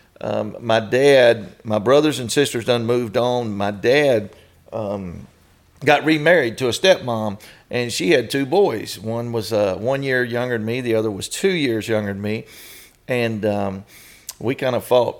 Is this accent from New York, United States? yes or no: no; Haines City, Florida, United States; I was raised up in near Kissimmee, Florida, in Orlando, Florida. Actually, the little town is called Haines City